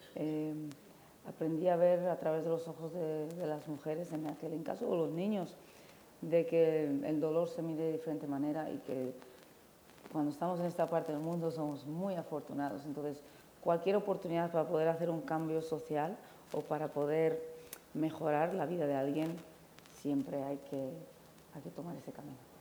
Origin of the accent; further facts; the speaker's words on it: San Sebastián, Basque Country, Spain; now in Fez, Morocco; yo nací en San Sebastián